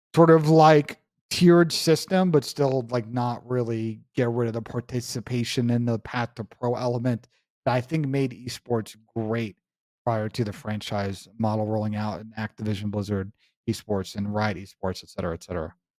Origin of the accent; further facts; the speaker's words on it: New York, United States; I'm a New Yorker